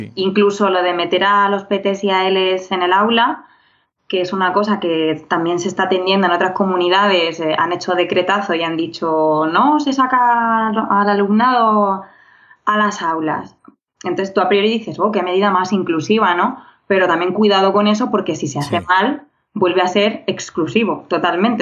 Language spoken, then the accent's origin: Spanish; Region of Murcia, Spain; now in Madrid, Spain; soy murciana y madrileña adoptiva